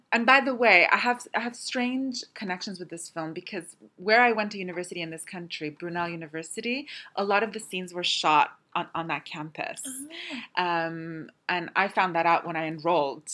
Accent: Canada; moved away; I'm Canadian, and so f- eh, growing up there wasn't that kind of uh, taboo around the film in Canada

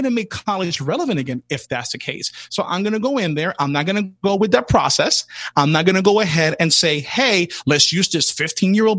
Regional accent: New York City, New York, United States; I grew up in the South Bronx in hip hop in the 80s, early 80s, all the way to early 90s

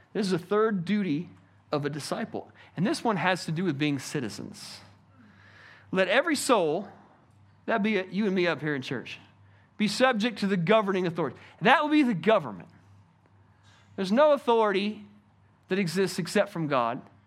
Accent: United States; I personally love being an American

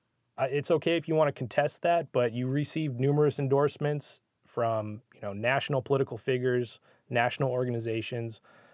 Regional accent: Missoula, Montana, United States; I'm from the opposite side of the state. I'm from Missoula

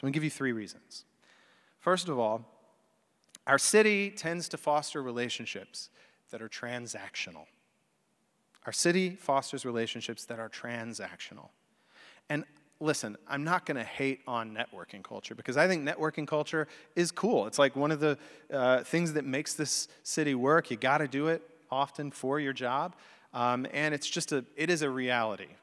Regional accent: the religious South, United States; also born or lived in Chicago; I grew up in the religious South, although I was born in Chicago

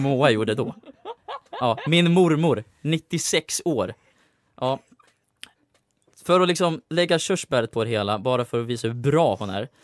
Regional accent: Uppsala, Uppsala County, Sweden; jag kommer från Uppsala

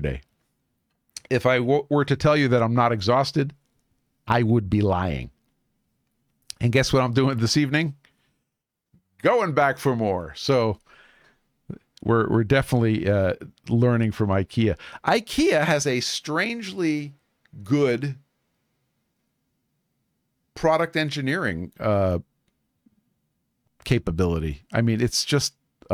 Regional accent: New York City, New York, United States; in Coney Island, Brooklyn, which, by the way, is my hometown. I am from Coney Island, Brooklyn.

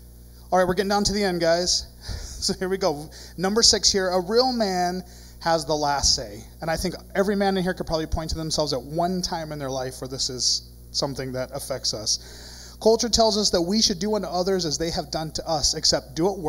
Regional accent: Ireland; Now, I'm Irish. We got a lot of weird traditions.

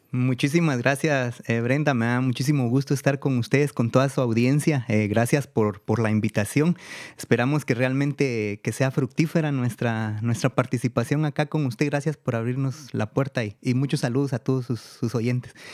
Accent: Guatemala; also born or lived in Guatemala City / United States; mi pueblo

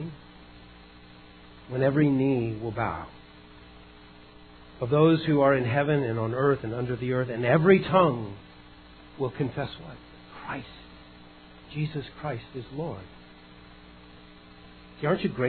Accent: Idaho, United States; moved away; also born or lived in California; I was a lake boy growing up in Idaho, came down to California

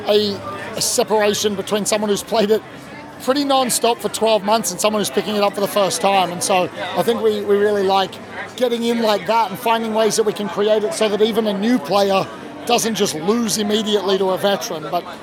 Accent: Australia

